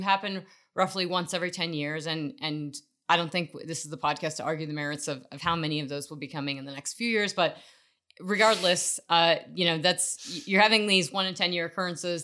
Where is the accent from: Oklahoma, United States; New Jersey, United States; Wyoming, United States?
Wyoming, United States; also born or lived in Colorado; I grew up around in Wyoming and, uh, in Colorado